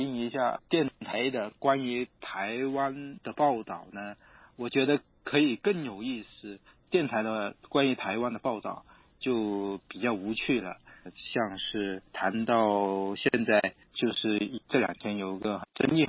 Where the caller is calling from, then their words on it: Guangdong, China; 我从广东。